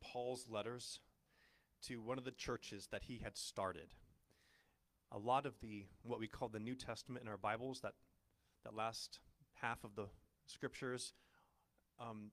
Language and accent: English; Ojai, California, United States; I grew up in Ojai.